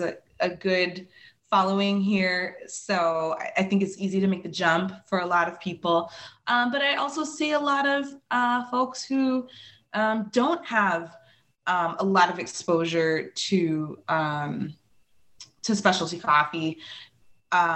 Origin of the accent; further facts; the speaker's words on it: Chicago, Illinois, United States; now in Milwaukee, United States; I'm originally from Chicago